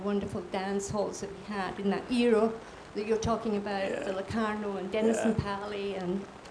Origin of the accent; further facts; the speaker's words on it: West Coast of Scotland, United Kingdom; I'm not from Glasgow myself, but I'm from the West Coast